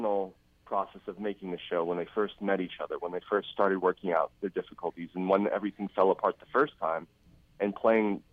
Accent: Northern California, United States; also born or lived in Los Angeles, California; I was born in Northern California

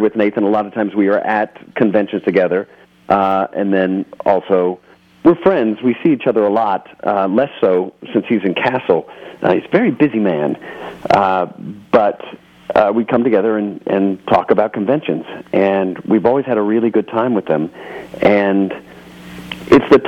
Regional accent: Texas, United States; I grew up in Texas

